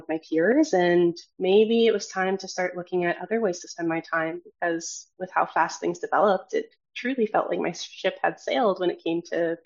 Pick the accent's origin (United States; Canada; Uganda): Canada; Edmonton, Alberta; moved away as an adult; also born or lived in Toronto; I was born and raised in Edmonton, Alberta